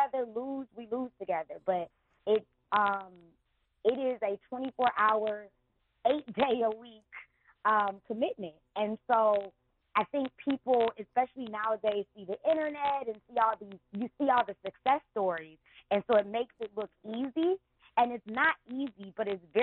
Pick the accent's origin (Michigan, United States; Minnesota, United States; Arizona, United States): Michigan, United States; Detroit; I grew up in the city. I went to Cass Tech